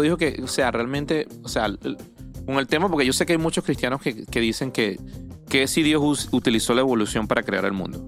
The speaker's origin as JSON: {"language": "Spanish", "country": "Venezuela", "moved": "yes", "said": "yo soy de Venezuela, de mi país"}